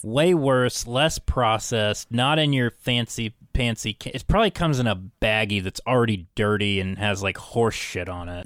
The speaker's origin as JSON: {"language": "English", "town": "Parkersburg", "region": "West Virginia", "country": "United States", "tie": "born or raised there", "moved": "yes", "said": "Parkersburg, West Virginia. Uh, my hometown"}